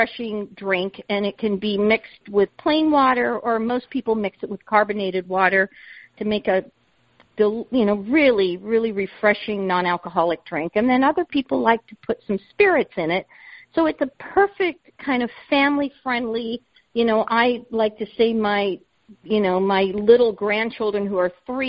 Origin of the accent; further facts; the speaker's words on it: Southern California, United States; now in State College, United States; I grew up in Southern California